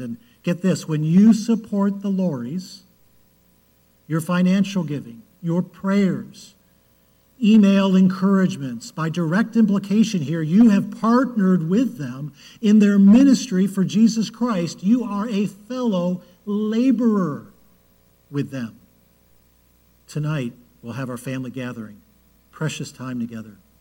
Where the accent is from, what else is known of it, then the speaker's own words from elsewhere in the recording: Cleveland, Ohio, United States; I was born in Cleveland